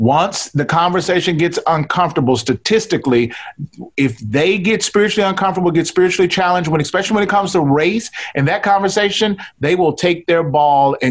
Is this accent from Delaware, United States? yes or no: no; Mississippi, United States; I'm Black from Mississippi